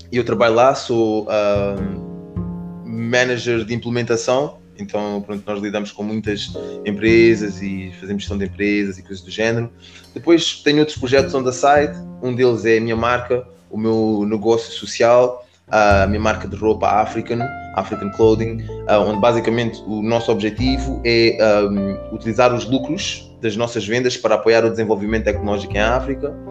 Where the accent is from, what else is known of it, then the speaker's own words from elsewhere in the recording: Portugal; also born or lived in Spain; now in London, United Kingdom; cresci em Portugal, cresci em Espanha, uh, joguei futebol uma vida toda, vim para aqui para o Reino Unido jogar futebol.